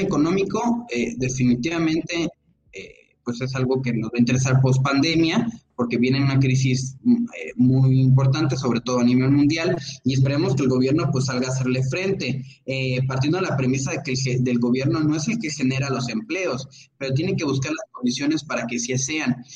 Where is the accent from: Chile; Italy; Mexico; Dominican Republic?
Mexico; como ciudadanos, como mexicanos